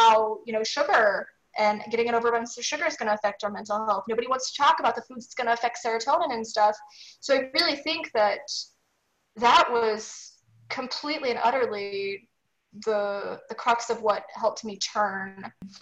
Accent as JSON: {"language": "English", "region": "Missouri", "country": "United States", "tie": "born or raised there", "said": "I grew up in steak and potato country in Missouri"}